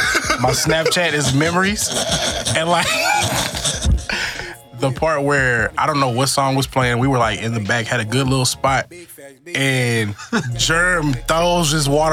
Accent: Houston, Texas, United States; Southwest Houston, Texas. Bob White and Don Rich Drive, bro.

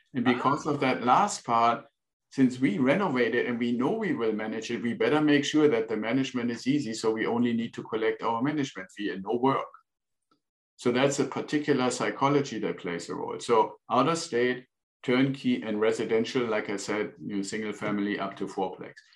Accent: Northern Germany, Germany; English is a second language; moved away as an adult; now in United States; I'm originally from Germany, was born in northern Germany and joined the Air Force after school

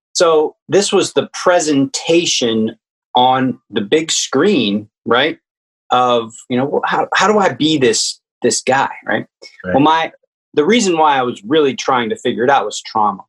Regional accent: Richmond, Virginia, United States; also born or lived in Washington D.C.; I grew up in Richmond

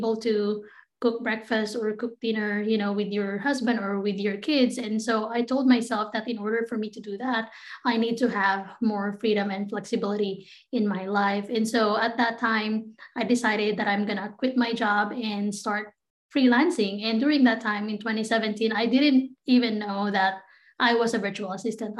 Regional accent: Philippines; moved away as an adult; now in United States; I grew up in the Philippines.

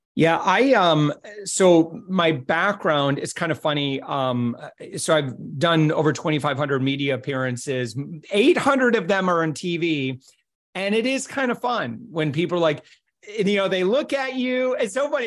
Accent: Holland, Michigan, United States; moved away; I was originally from Holland, where I was doing radio

